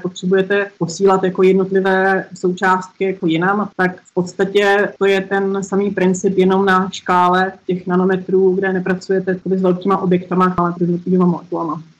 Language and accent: Czech; Czechia; moved away as an adult; also born or lived in Gothenburg, Sweden; vrátit se jako do Čech